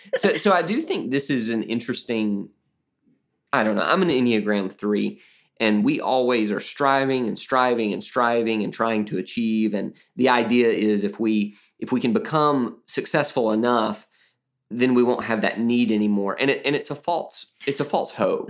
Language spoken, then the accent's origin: English; Alabama, United States; I'm also from Alabama